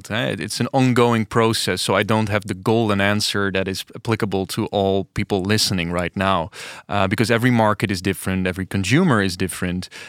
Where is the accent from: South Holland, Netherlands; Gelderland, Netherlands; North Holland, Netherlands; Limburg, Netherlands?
South Holland, Netherlands; Delft; English is a second language; I am from Delft.